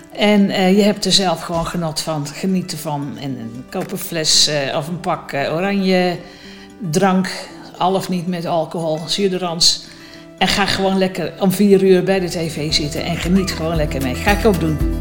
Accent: North Brabant, Netherlands; moved away as an adult; now in Baarn, Netherlands; Ik ben in Midden-Brabant opgegroeid

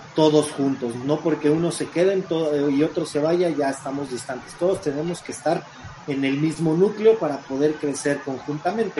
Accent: Mexico

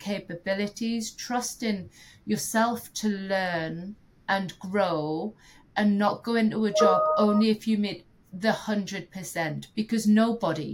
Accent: United Kingdom; as a Brit

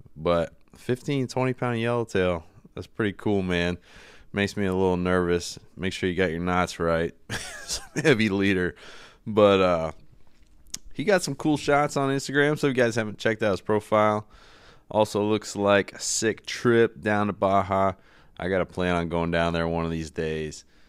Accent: East Coast, United States; I'm from the East Coast

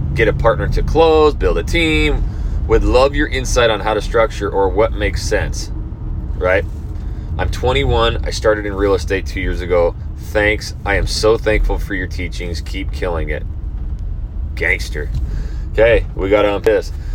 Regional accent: Idaho, United States; moved away; back to Idaho, my hometown

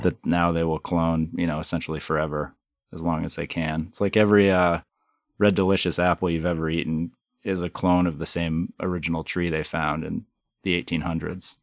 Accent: Hyde Park, Vermont, United States; I was, you know, born and raised in Vermont, just up the street here in, uh, Hyde Park on a, you know, sixth generation dairy farm

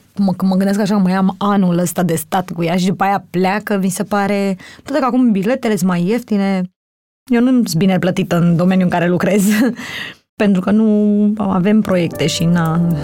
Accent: Romania; am crescut în Sălăjan

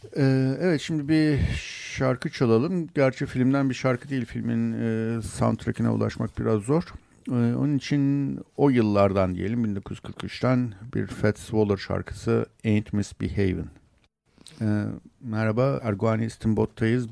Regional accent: Istanbul, Turkey

